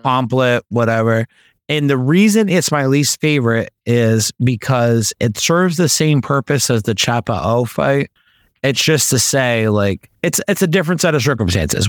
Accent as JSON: {"language": "English", "country": "United States", "said": "I'm American"}